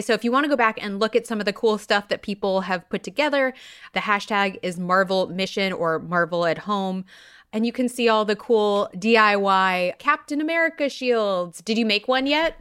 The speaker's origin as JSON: {"language": "English", "region": "California", "country": "United States", "moved": "yes", "said": "I'm originally from California, when they opened the Indiana Jones ride when I was but a wee babe"}